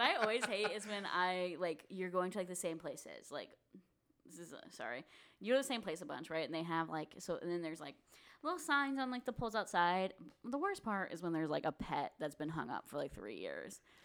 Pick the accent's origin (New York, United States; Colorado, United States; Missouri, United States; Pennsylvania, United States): Missouri, United States; St. Louis; we're from Saint Louis.